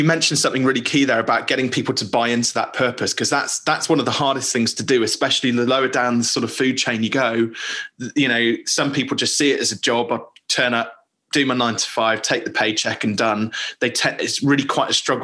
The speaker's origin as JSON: {"language": "English", "country": "United Kingdom", "said": "I'm obviously native Briton."}